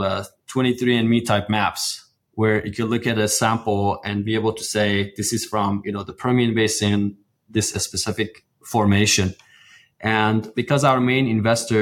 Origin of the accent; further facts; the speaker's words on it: Iran; moved away as an adult; now in Houston, United States; I grew up in Iran, went to college for petroleum engineering